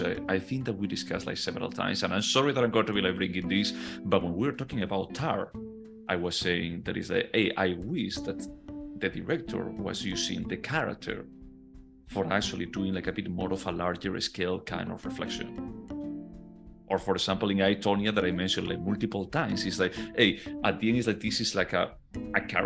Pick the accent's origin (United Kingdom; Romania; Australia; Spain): Spain; moved away as an adult; now in United States; when I go back to Spain, I don't really feel like a Spaniard.